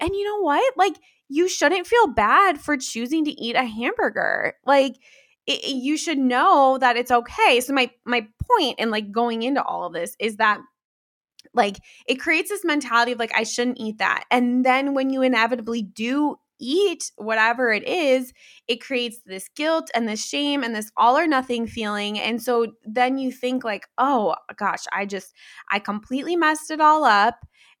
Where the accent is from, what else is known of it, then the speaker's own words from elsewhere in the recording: Midwest, United States; like I grew up in the Midwest. I live in the Midwest.